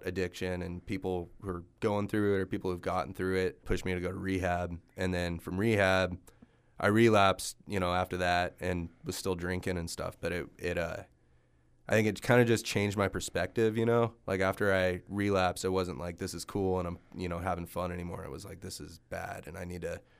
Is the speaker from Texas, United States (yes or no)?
yes; Texas, United States; moved away; I'm from Texas, and so I go down there and visit my family and stuff